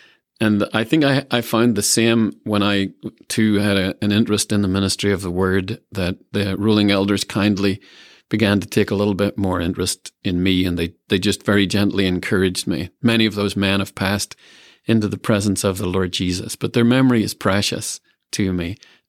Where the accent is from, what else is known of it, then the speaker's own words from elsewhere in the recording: Ireland; moved away; when I was growing up in Ireland